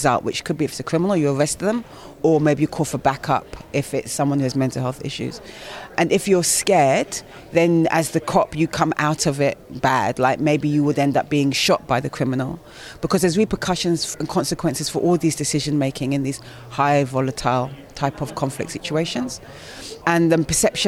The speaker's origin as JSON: {"language": "English", "country": "United Kingdom", "said": "I'm black British"}